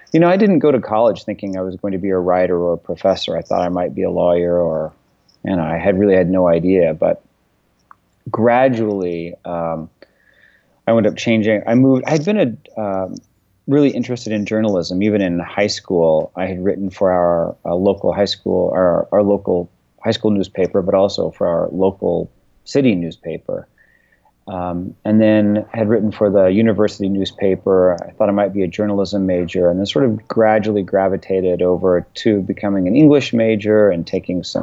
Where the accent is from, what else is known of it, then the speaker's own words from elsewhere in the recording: Weatherford, Oklahoma, United States; moved away as an adult; also born or lived in Texas / Binghamton, New York / Salzburg, Austria / Spain; now in San Francisco, United States; I grew up in Weatherford, Oklahoma, a small farm town out in Western Oklahoma